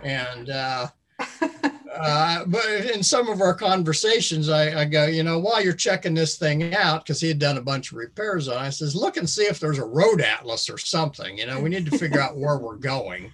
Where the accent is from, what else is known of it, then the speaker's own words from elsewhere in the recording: Midwest, United States; we're from the Midwest